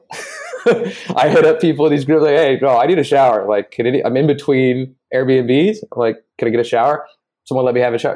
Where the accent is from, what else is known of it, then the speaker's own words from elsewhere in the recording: Bay Area, between San Jose and Oakland, California, United States; moved away as an adult; also born or lived in Playa del Carmen, Mexico; now in Mexico; I grew up in the Bay Area in, uh, in between San Jose and Oakland